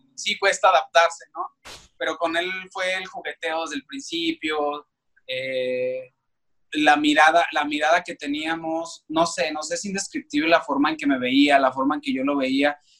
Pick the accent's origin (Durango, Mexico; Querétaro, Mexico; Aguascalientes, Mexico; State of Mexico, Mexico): Aguascalientes, Mexico; moved away as an adult; now in Mexico City, Mexico; yo soy de la ciudad de Aguascalientes y pues allá estudié